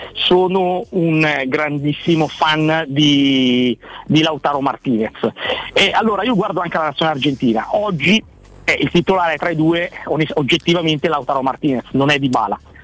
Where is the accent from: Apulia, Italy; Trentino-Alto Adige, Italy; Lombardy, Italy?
Lombardy, Italy; Tradate; del Tradate, che è il mio paese